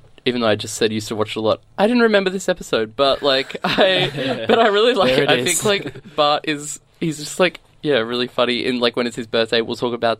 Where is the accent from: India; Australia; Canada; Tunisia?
Australia; as an Australian millennial